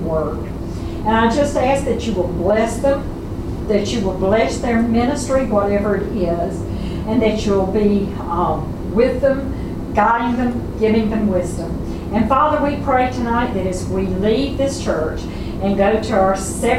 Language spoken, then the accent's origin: English; the South, United States; those of us who are born in the South and know what it means